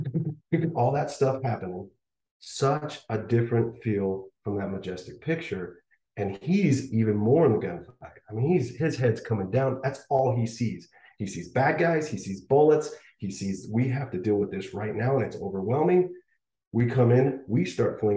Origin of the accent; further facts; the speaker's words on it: Rocky Mountains, Northwest, United States; I'm from the Northwest, Rocky Mountains